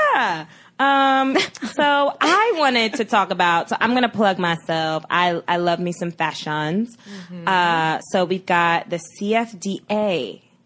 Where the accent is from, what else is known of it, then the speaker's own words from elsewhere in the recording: New York City, New York, United States; I'm from Brooklyn